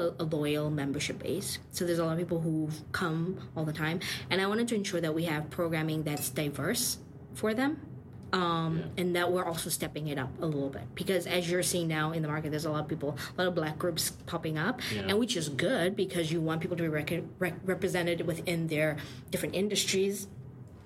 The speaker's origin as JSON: {"language": "English", "country": "South Africa", "moved": "yes", "lives_now": "Toronto, Canada", "said": "I come from South Africa."}